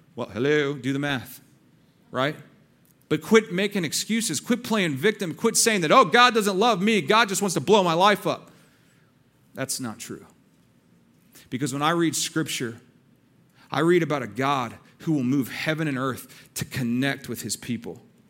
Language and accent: English; Texas, United States; I'm from Texas